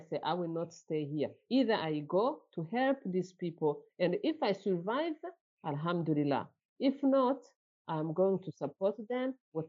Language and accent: English; Burundi; moved away as an adult; I was born in Burundi. As a refugee, my parents left Rwanda in the conflict of 1959. And then I left Burundi in 1994, just 1 week after the genocide had started in Rwanda.